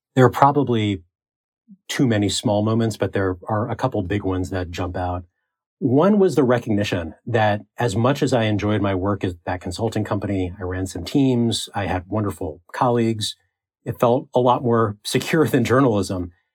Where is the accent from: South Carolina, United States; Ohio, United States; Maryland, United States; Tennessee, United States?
Maryland, United States; Baltimore; I'm from Baltimore uh, and interned at the Baltimore Sun when I was in high school.